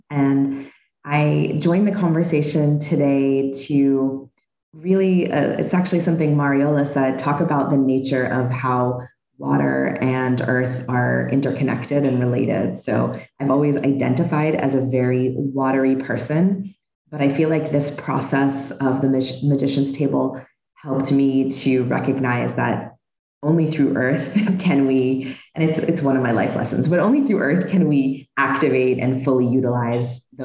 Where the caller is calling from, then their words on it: Dallas, Texas, United States; she, her, and I am calling in from Dallas, Texas today.